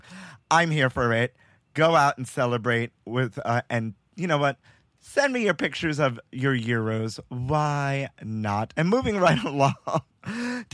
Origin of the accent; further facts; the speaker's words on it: New York City, New York, United States; growing up in Bay Ridge, there's a place called Placa Taverna on the corner of 86th Street and 4th Avenue.